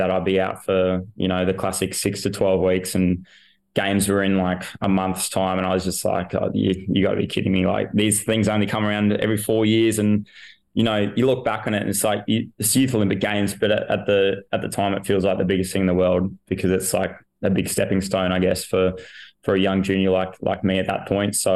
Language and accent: English; Queensland, Australia; Um, I was in the Brizzy Lions Academy.